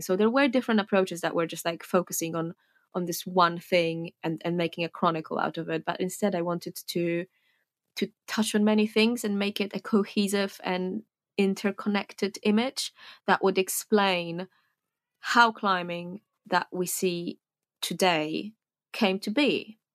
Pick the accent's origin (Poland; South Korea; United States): Poland; Warsaw, Masovian Voivodeship; moved away as an adult; now in Fontainebleau, France; I was born in Warsaw, Poland, where I lived until I was about twenty